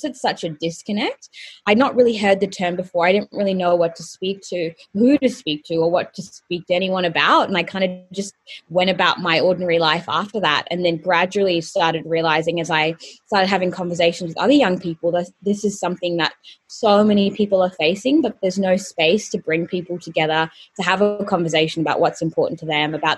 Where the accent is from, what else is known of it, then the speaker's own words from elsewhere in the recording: Colombo, Western Province, Sri Lanka; also born or lived in Bahrain; So basically, I am Sri Lankan by nationality, and I was born in Colombo, and then at the age of 3 months, flew back to where my parents were living in Bahrain in the Middle East.